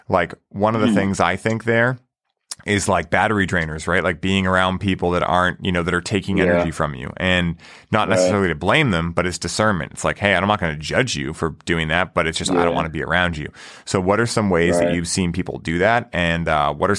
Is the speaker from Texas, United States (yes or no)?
no; Boston, Massachusetts, United States; I'm from Boston